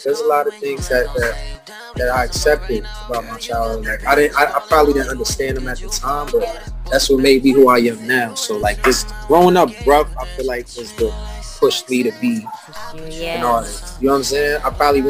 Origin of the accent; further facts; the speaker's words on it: New York City, New York, United States; also born or lived in Philadelphia; basically, man, I'm a young, upcoming artist from New York City. I've put my whole life on basically just music. I was back and forth from New York to Philly